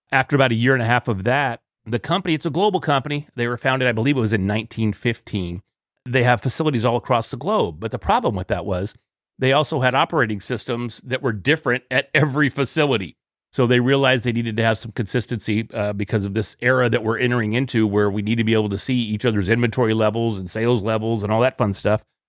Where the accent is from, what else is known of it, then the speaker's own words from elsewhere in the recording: Sherman, Texas, United States; also born or lived in Dallas area, Texas; I'm from Sherman Dennison, which is at the far north end of Texas, right on the border of Texas and Oklahoma